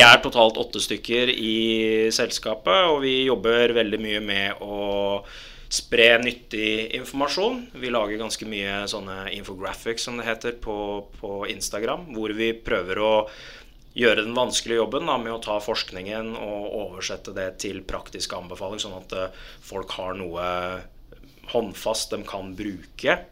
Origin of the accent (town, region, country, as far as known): Lørenskog, Akershus, Norway; born or raised there; also born or lived in Dubai, United Arab Emirates